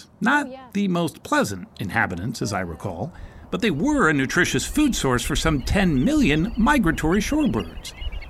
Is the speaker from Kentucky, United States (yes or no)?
no; Salt Lake City, Utah, United States; I grew up in Salt Lake City.